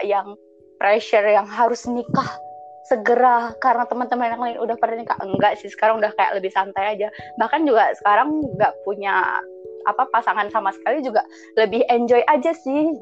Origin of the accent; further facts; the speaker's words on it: Aceh, Indonesia; saya berasal dari Aceh